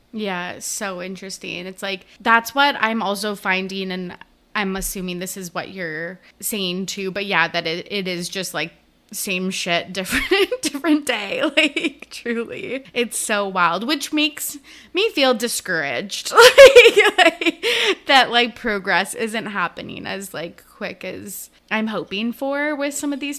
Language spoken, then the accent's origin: English; Canada; I am Canadian